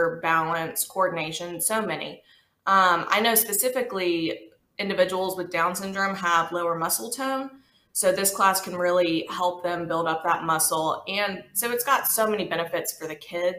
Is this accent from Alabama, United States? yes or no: yes; Birmingham, Alabama, United States; I was born and raised here in Birmingham, Alabama